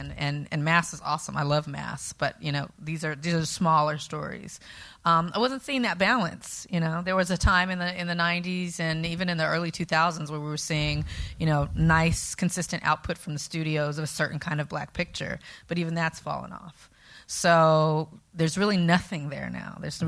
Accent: California, United States; It was snowing this morning. I'm from California.

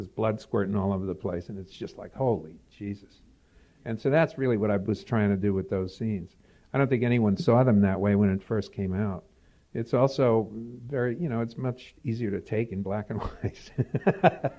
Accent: New York City, New York, United States; now in Pittsburgh, United States; I grew up in New York, and I fled. You know, I never knew about Manhattan. I was a Bronx kid

